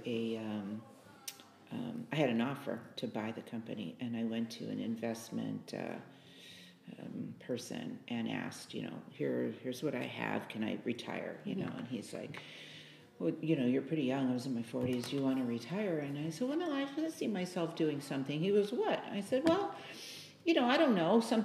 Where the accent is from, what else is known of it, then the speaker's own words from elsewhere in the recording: Chicago, Illinois, United States; moved away as an adult; also born or lived in San Jose, California; I was born and raised in Chicago